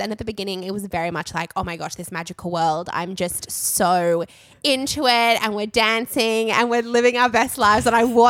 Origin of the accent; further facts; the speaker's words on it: Australia; Being an Australian